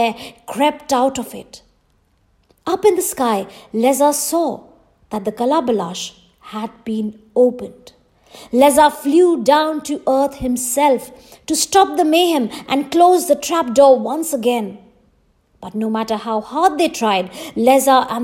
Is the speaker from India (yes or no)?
yes; Jharkhand, India; my home state, Jharkhand